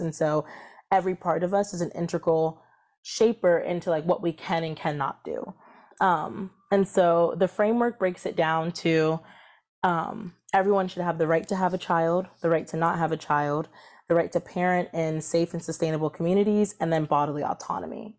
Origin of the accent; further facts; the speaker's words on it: Columbia, Maryland, United States; also born or lived in Washington, D.C.; I was raised in Columbia, Maryland, which is a suburb between Baltimore and D C